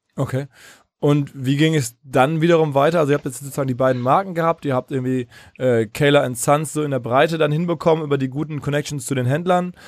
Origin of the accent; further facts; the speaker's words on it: Ruhr area, North Rhine-Westphalia, Germany; aus der Ruhrgebietswahrnehmung, wo ich herkomme